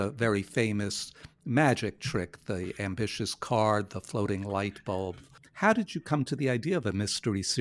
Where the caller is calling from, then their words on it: Minneapolis, Minnesota, United States; I'm from Minneapolis, Minnesota.